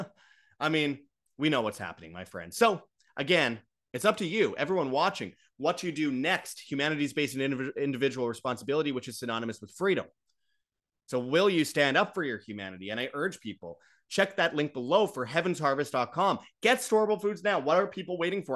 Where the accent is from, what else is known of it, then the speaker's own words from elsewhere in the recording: Winnipeg, Manitoba, Canada; from Winnipeg, Canada, my hometown